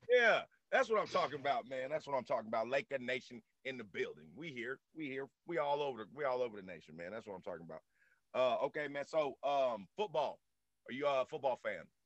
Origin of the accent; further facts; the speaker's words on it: the South, United States; I'm born and raised down in the South